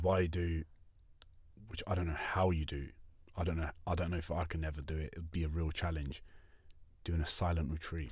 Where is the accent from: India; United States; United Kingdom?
United Kingdom; now in Australia; we're both from the U K